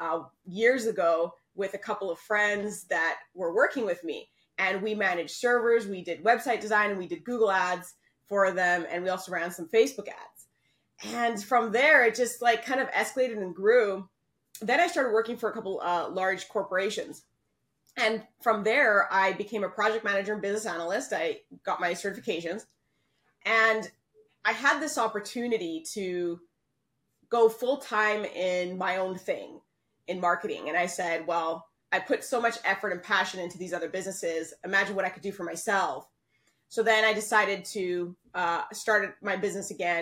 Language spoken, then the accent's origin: English; Canada; moved away as an adult; now in Panama; I'm from Canada, but my family, my parents, my husband, everyone's from Panama. And I actually moved down to Panama